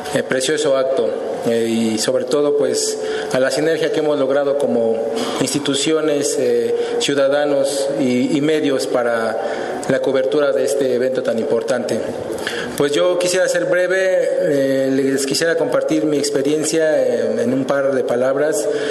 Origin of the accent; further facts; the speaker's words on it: Mexico City, Mexico; mi ciudadanía como mexicano, como habitante del Distrito Federal